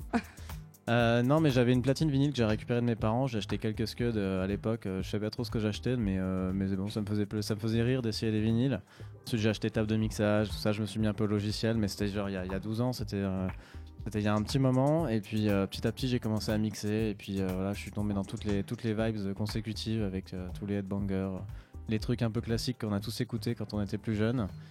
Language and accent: French; Bordeaux, Nouvelle-Aquitaine, France; moved away as an adult; now in Paris, France; un de mes très bons potes de Bordeaux à la base, que je viens de Bordeaux. On a commencé la musique à mixer ensemble dans les soirées à Bordeaux